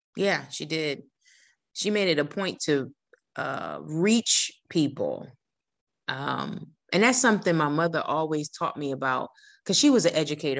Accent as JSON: {"language": "English", "region": "New Jersey", "country": "United States", "moved": "as an adult", "said": "I'm from New Jersey"}